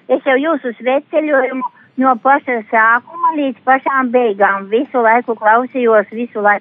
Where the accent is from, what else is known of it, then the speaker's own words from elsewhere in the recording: Preiļi Municipality, Latvia; jo no prēļiem līdz aglonai tā vieta man ir. Uh, manas dzimtās mājas, turpat ir divi kilometri